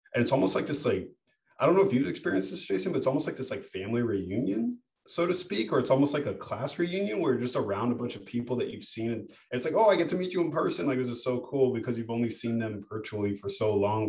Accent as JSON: {"language": "English", "country": "United States", "tie": "born or raised there", "said": "I was born in America and I have a degree"}